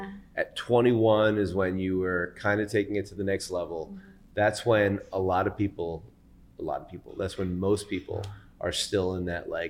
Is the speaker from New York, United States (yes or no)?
yes; New York, United States; almost 36 years of my life as a New Yorker.